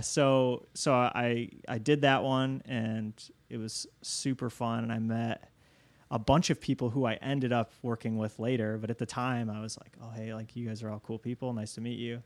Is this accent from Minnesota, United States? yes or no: no; Niles, Michigan, United States; now in Chicago, United States; I grew up in, in Southwest Michigan